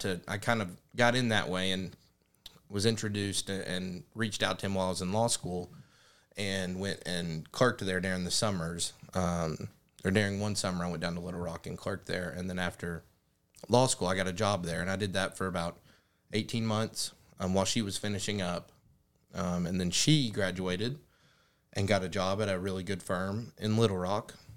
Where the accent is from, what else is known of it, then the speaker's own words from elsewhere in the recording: Jonesboro, Arkansas, United States; moved away as an adult; now in Paragould, United States; growing up in Jonesboro